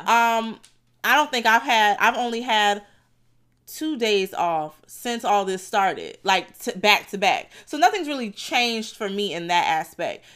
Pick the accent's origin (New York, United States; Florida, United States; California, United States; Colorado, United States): Florida, United States; Fort Lauderdale; I'm from Lauderdale